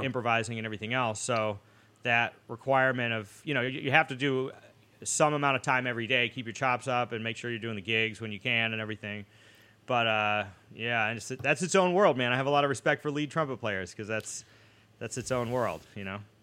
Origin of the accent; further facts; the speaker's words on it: Boston, Massachusetts, United States; moved away; growing up in Boston